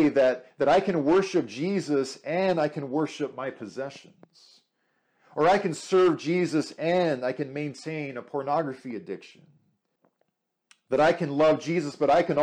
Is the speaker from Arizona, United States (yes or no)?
yes; Arizona, United States; I grew up in Arizona